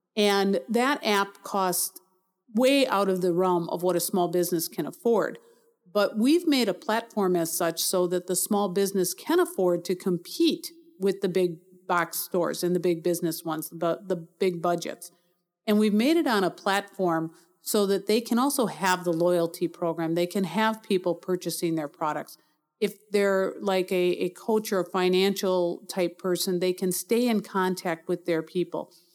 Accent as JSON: {"language": "English", "town": "Milwaukee", "region": "Wisconsin", "country": "United States", "tie": "born or raised there", "also_born_or_lived": "North Carolina / Arizona", "said": "I was born in Milwaukee, grew up here, stayed here most of my adult life"}